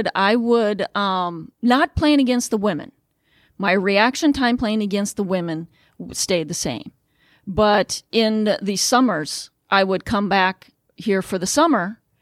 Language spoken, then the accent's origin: English; Midwest, United States; but I'm a Midwesterner. After I graduated, I came back to the Midwest.